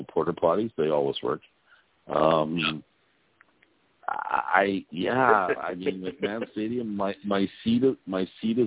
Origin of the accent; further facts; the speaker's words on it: Winnipeg, Manitoba, Canada; I'm from Winnipeg